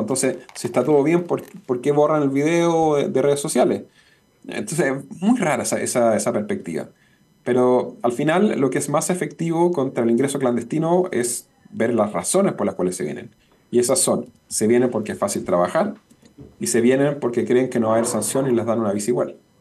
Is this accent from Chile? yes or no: yes; Chile